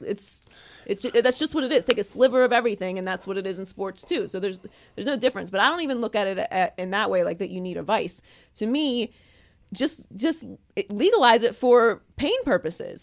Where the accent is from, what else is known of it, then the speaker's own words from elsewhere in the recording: Pittsburgh, Pennsylvania, United States; also born or lived in Miami; now in California, United States; I grew up in Pittsburgh